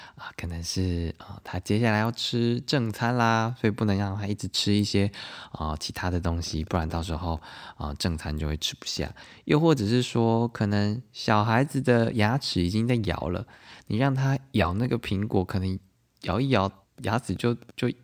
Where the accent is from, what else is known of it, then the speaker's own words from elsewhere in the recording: southern Taiwan, Taiwan; 我因为小时候是在南部长大嘛